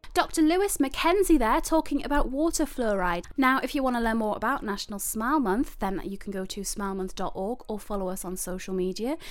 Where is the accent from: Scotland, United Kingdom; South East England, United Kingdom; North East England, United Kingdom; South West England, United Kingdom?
North East England, United Kingdom; Newcastle upon Tyne; I'm from Newcastle.